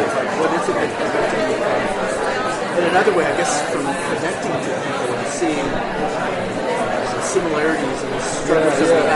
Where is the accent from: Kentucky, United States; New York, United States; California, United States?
California, United States; San Francisco; I'm from San Francisco.